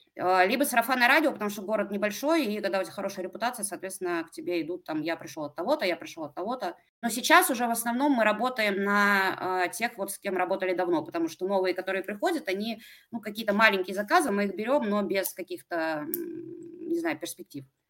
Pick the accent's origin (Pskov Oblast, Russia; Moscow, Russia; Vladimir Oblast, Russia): Pskov Oblast, Russia; Pskov; also born or lived in Saint Petersburg; Я из Пскова, а, это небольшой маленький город а, рядом с Питером.